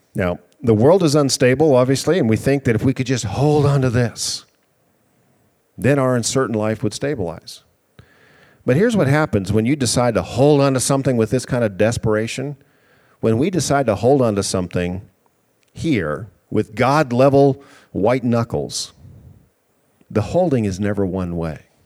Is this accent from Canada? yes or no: yes; Canada; moved away; I'm from Canada